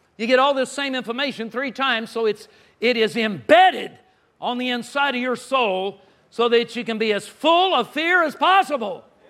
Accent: Southern California, United States; now in Texas, United States; I grew up in Southern California.

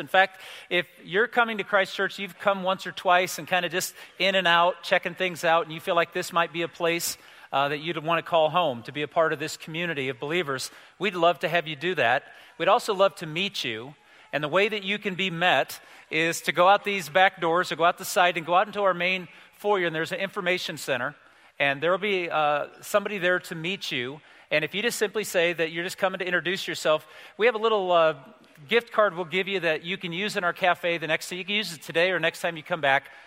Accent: United States; I'm an American male

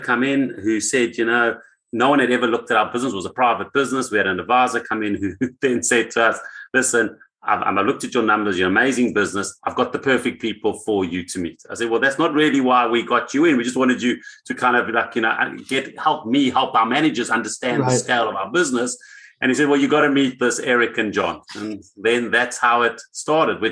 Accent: Johannesburg, Gauteng, South Africa; I was born in South Africa, Johannesburg, and when I finished my university

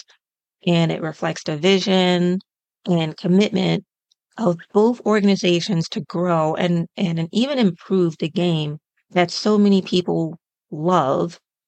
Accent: United States

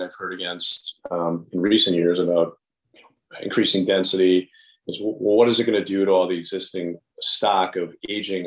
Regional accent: West Allis, Wisconsin, United States; born and raised in West Dallas and attending Wisconsin State Fair.

